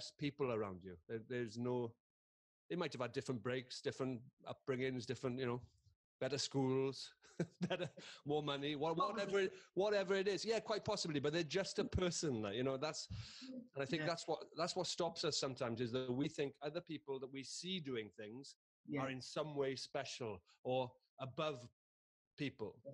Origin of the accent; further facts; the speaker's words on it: Carmarthen, Wales, United Kingdom; I am just a bloke from Carmarthen who went to a comprehensive school